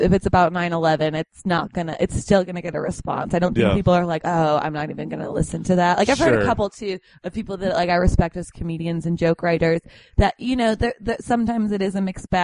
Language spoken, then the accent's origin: English; Arlington Heights, Illinois, United States; I grew up in Arlington Heights